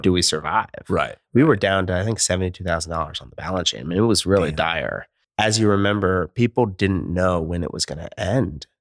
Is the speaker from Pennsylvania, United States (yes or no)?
yes; Philadelphia, Pennsylvania, United States; moved away as an adult; also born or lived in California; now in Portland, United States; I grew up in Philadelphia. I'm a Philly guy